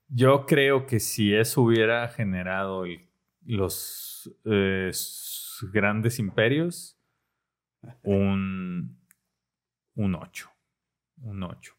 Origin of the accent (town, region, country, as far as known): Mexico